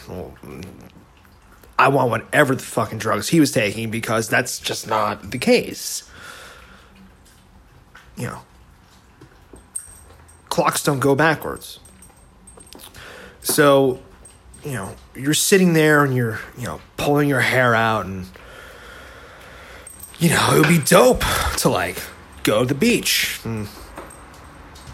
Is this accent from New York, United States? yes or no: no; Bergen County, New Jersey, United States; moved away as an adult; now in California, United States; I grew up in Bergen County, New Jersey